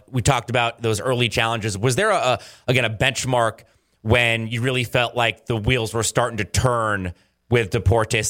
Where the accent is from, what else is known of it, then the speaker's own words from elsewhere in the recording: Kansas, United States; as a person who grew up, you know, in Kansas